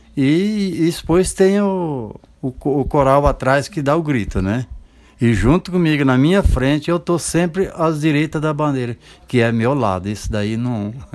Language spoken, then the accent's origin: Portuguese; Maringá, Paraná, Brazil; moved away as an adult; now in Sorocaba, Brazil; Eu sou natural do Paraná, Paraná. de Maringá, ali, é, é região ali de, de Maringá, Nova Esperança